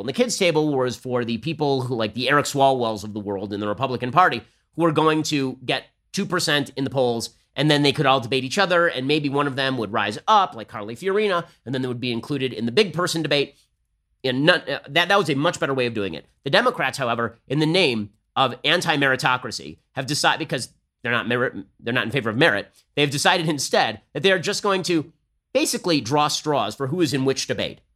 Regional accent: California, United States; I'm from California.

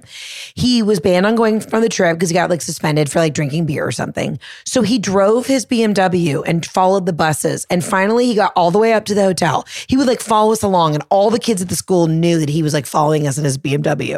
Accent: the South, United States

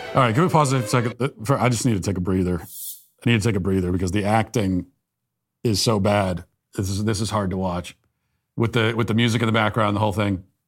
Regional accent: United States; I'm an American

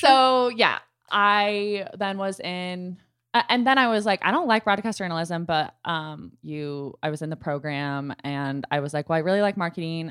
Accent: Dallas, Texas, United States; I'm from Dallas

